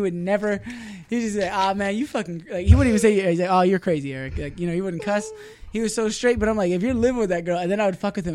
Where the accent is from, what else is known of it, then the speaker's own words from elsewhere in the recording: Fallbrook, California, United States; she moved us to Fallbrook, two different houses other than Rainbow